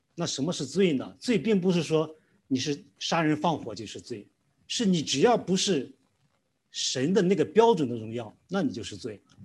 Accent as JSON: {"language": "Chinese", "town": "Weifang", "region": "Shandong", "country": "China", "tie": "born or raised there", "also_born_or_lived": "Qingdao", "moved": "as an adult", "said": "我是来自山东青岛的，啊，然后我的父母呢，就是我从小长大的地方是在潍坊"}